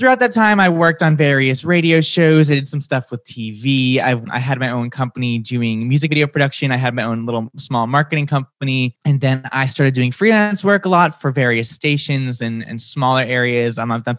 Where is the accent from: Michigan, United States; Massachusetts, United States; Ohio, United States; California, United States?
Massachusetts, United States; accent: Boston; So I grew up outside of Boston. Sometimes my accent comes out. Sometimes it doesn't. It really depends on my mood. If I get really excited, you'll hear the Boston come out.